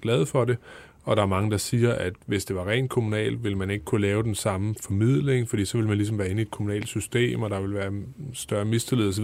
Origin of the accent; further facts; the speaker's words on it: Holbæk, Zealand, Denmark; Jeg kommer selv fra Holbæk